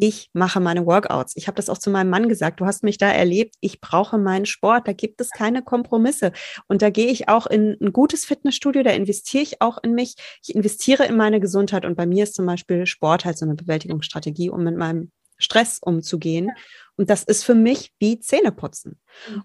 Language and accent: German; Rheinhessen, Rhineland-Palatinate, Germany; Ich komme aus Rheinhessen